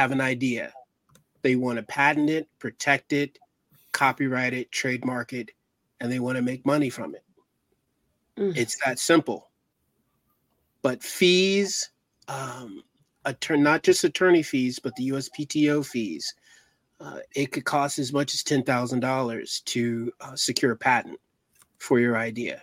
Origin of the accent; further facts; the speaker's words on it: Virginia, United States; I'm from Virginia